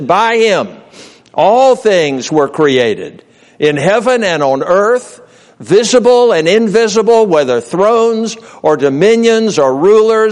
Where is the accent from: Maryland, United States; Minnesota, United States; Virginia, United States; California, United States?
Virginia, United States; Norfolk; I grew up in Norfolk, Virginia. That was home, born and reared there.